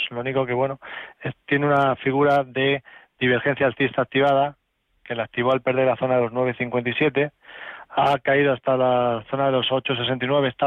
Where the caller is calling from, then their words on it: Valladolid, Castile and León, Spain; quería preguntarle al analista